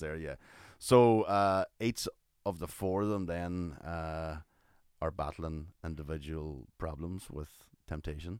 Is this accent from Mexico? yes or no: no; Ireland; we're Irish